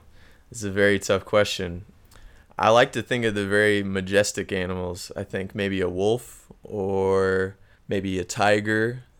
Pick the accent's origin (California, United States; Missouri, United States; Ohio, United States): Missouri, United States; moved away as an adult; now in Chile; growing up in Missouri, it was very common to have snakes around